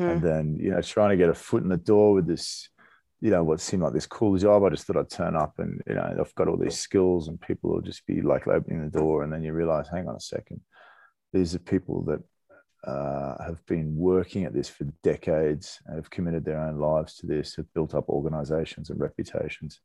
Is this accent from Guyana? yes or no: no; Australia; moved away; I grew up in Australia